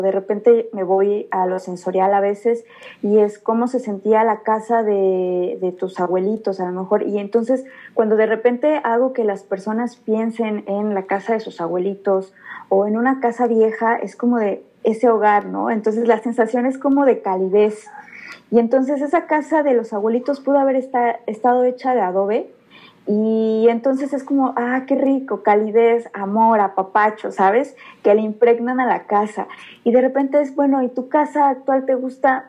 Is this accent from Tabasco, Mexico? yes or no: no; Mixquiahuala, Hidalgo, Mexico; Yo soy originaria de Misquiahuala